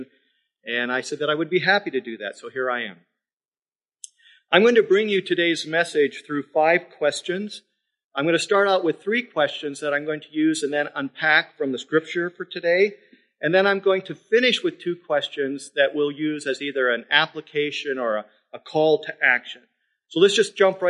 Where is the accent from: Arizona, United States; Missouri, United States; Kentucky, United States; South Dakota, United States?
South Dakota, United States; now in Midland, United States; I'm from South Dakota